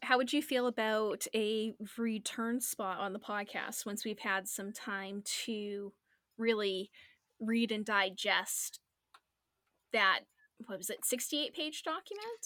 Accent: Northeastern US, United States; us Northeastern people

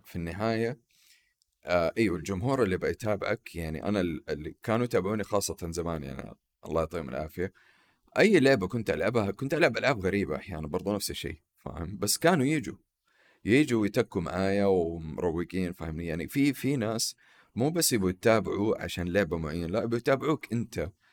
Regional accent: Saudi Arabia; عندنا في السعوديه

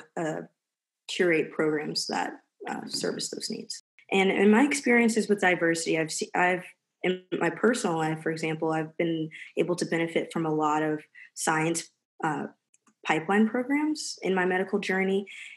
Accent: Fayetteville, North Carolina, United States; also born or lived in Research Triangle, North Carolina; I'm from Fayetteville, North Carolina.

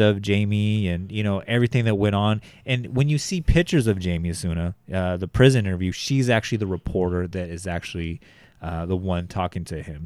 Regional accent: Bakersfield, California, United States; born in Bakersfield, uh, my hometown

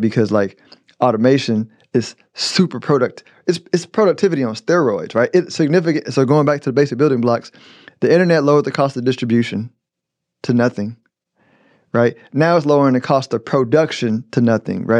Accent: United States; I'm an American

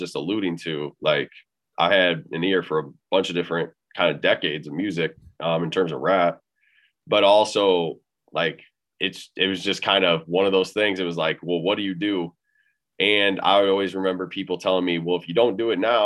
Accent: Illinois, United States; now in Iowa, United States; It's actually technically Illinois is where I'm from, but yeah, I stay in Iowa now

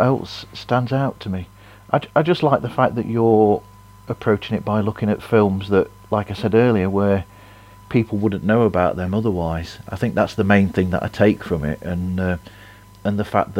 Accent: United Kingdom; being born in 1970, I should know that, and being British

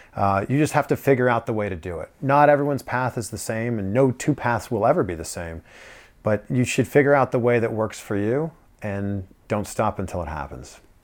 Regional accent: Pickering, Ontario, Canada; moved away as an adult; also born or lived in Toronto / Vancouver; now in South Florida, United States; my hometown in Pickering, living at my parents' house

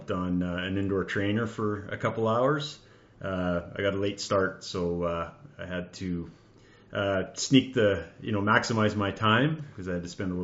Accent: Abbotsford, British Columbia, Canada; now in North Vancouver, Canada; I was born and raised in Abbotsford

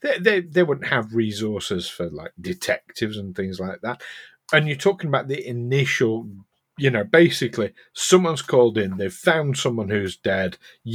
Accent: Yorkshire and the Humber, United Kingdom; accent: Yorkshire; So now I've got the softest of soft Yorkshire accents. I was never able to lose it completely. When I get drunk, it comes out.

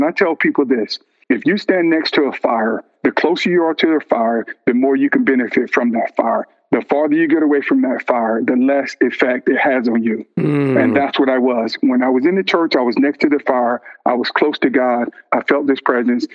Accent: Vidalia, Georgia, United States; growing up in Georgia, small town in Georgia called Vidalia, well known for sweet onions

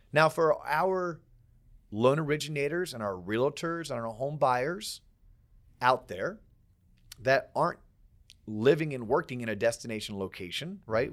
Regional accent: Florida, United States; I'm from Florida

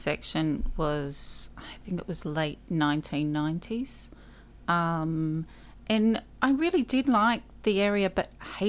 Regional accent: Kalamunda, Western Australia, Australia; Yes, I grew up in Kalamunda, where the Northern Trailhead is. And I grew up running around the bushland.

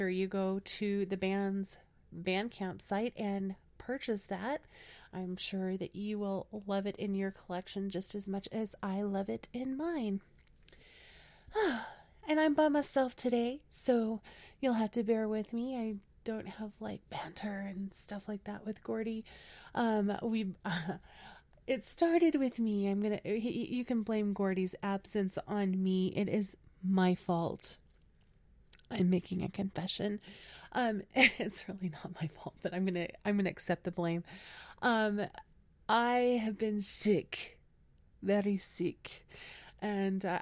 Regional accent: Las Vegas, Nevada, United States; moved away as an adult; now in New Mexico, United States; I grew up in Las Vegas, Nevada

